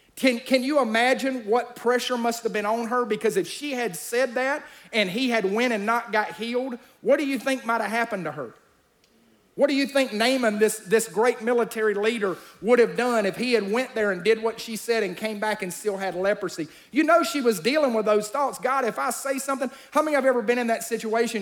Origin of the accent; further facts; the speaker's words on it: Alabama, United States; I'm from Alabama